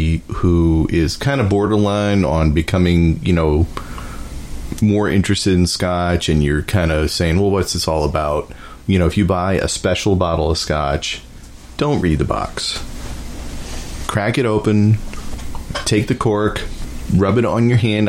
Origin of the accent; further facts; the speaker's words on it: Massachusetts, United States; I grew up in Massachusetts